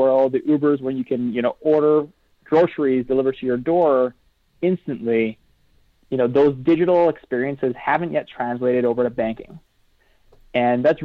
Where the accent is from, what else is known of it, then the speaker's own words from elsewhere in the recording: Saskatoon, Saskatchewan, Canada; moved away as an adult; also born or lived in Toronto; I'm from Canada. I was born and raised in a city called Saskatoon, Saskatchewan